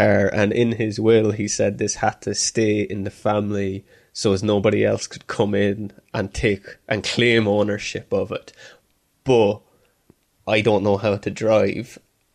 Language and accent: English; Ireland